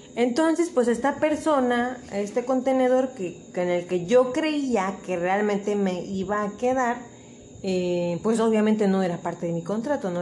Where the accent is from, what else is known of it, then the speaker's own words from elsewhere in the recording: Acapulco, Guerrero, Mexico; yo soy originaria de Acapulco